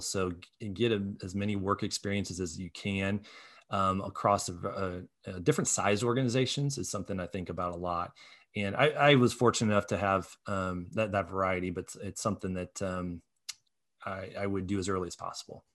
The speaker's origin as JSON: {"language": "English", "town": "Muncie", "region": "Indiana", "country": "United States", "tie": "born or raised there", "lives_now": "Indianapolis, United States", "said": "I grew up from in Muncie"}